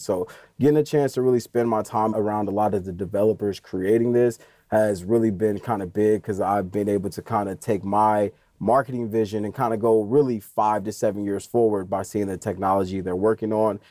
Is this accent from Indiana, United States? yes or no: yes; Indiana, United States; I'm from Indiana